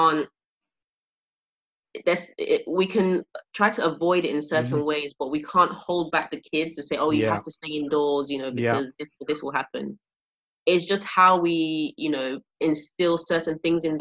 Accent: London, United Kingdom; I grew up in an estate, I grew up in Peckham

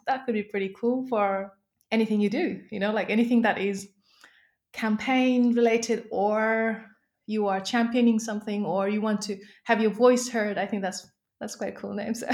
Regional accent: Nepal; moved away; I was born and brought up in Nepal

